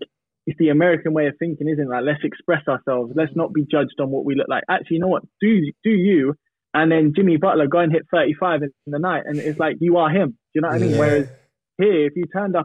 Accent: Norwich, East of England, United Kingdom; I grew up in Norwich

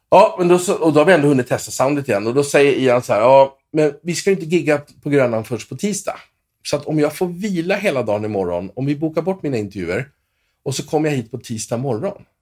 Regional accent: Åkersberga, Stockholm County, Sweden; moved away as an adult; also born or lived in Los Angeles; jag är uppväxt i lilla Åkersberga, tre mil norr om Stockholm

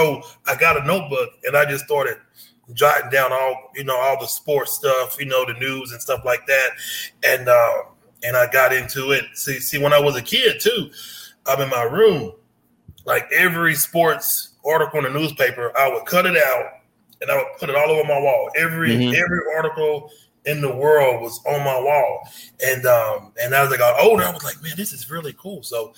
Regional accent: Baton Rouge, Louisiana, United States; moved away as an adult; now in Portland, United States; No, I'm originally from Louisiana.

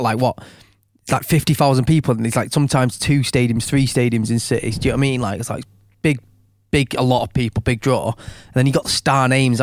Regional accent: Stockport, North West England, United Kingdom; us being from Stockport

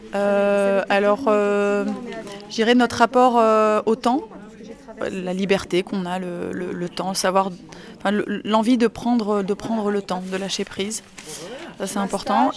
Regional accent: France; je suis française et mon mari est belge

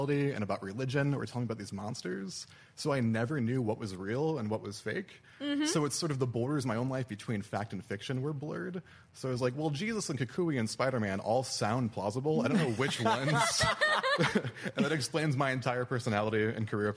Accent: Tucson, Arizona, United States; also born or lived in Illinois; I came from Tucson, Arizona. It's where I grew up.

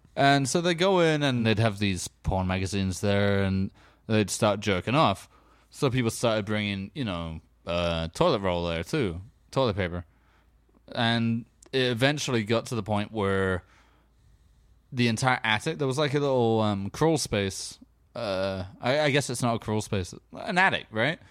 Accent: England, United Kingdom; growing up in England

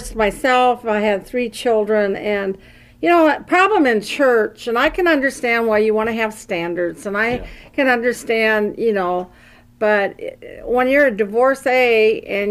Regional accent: Davenport, Iowa, United States; I'm from Davenport, Iowa

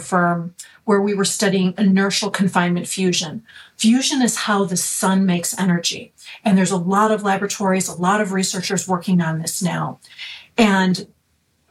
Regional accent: Chicago, Illinois, United States; I am originally from the Chicago area. That's where I grew up and have never really left

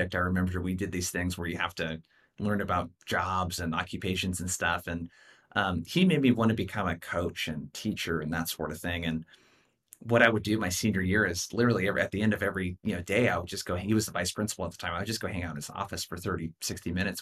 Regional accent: Brookings, Oregon, United States; my hometown of Brookings, Oregon, 5,000 people

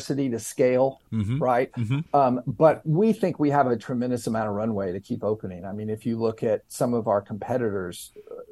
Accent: Knoxville, Tennessee, United States; moved away as an adult; now in New York City, United States; I'm Southern. I'm from Knoxville, Tennessee

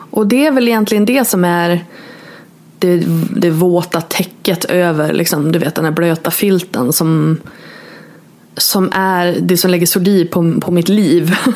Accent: Norrland, Sweden; moved away as an adult; jag flyttade eh, från Norrland till Borås när jag var 22

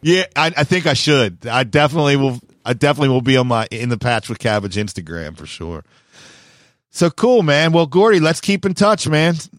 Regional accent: Maryland, United States; also born or lived in San Diego, California; I call myself the, the home of Maryland skateboarding

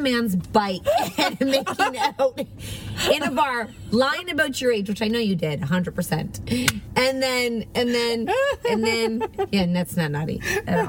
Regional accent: Montreal, Quebec, Canada; I am 21. I am from Quebec, Montreal.

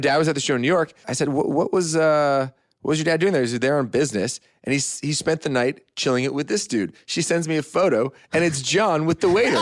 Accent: Canada; I'm very proud Canadian.

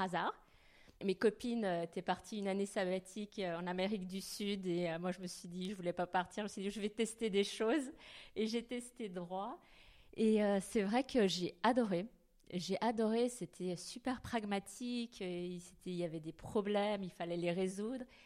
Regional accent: Geneva, Switzerland; moved away; je suis originaire de Genève, je suis née à Genève

